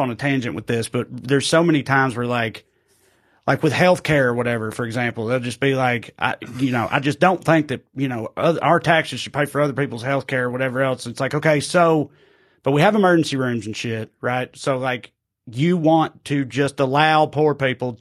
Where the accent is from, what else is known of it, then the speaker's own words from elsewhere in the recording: United States; I'm from America